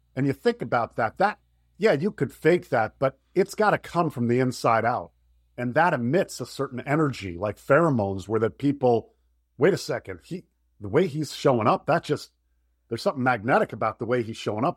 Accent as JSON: {"language": "English", "region": "Florida", "country": "United States", "also_born_or_lived": "Michigan", "moved": "as an adult", "said": "I'm from Florida."}